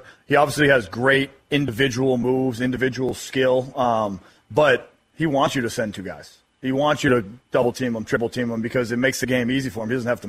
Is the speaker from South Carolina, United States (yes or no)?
no; Boston, Massachusetts, United States; My welcome to the NBA moment was actually being a kid growing up in Boston.